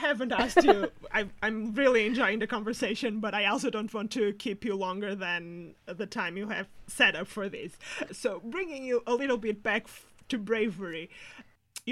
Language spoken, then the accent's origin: English; Portugal; English is a second language; now in United Kingdom; I'm Portuguese